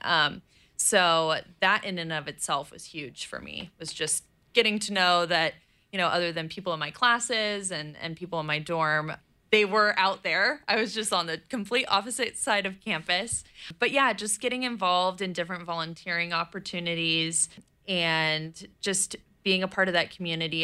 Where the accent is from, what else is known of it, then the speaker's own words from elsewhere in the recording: East Bay, California, United States; my parents live in the East Bay, and that's where I grew up